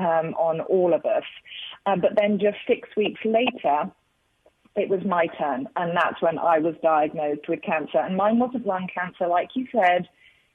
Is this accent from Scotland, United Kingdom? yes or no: no; London, United Kingdom; moved away as an adult; now in Charlotte, United States; I am a Brit. I'm a Londoner, born and bred